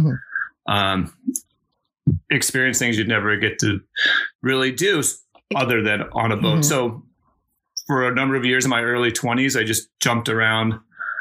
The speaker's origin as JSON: {"language": "English", "area": "Cape Cod", "region": "Massachusetts", "country": "United States", "tie": "born or raised there", "said": "for many years I grew up in Cape Cod sailing"}